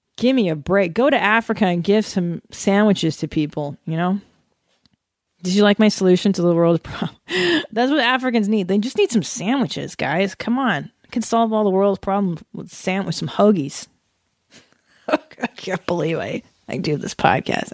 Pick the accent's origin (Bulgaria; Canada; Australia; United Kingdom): Canada; now in United States; that's where I was born in Canada in nineteen seventy-six.